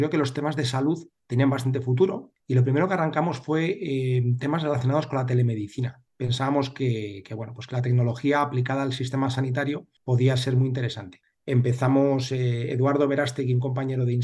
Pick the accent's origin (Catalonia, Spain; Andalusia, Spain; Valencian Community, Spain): Andalusia, Spain; Seville; yo, nací en Sevilla hace ya 47 años.